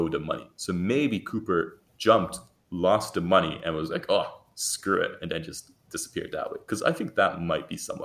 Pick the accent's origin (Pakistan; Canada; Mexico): Canada; us Canadians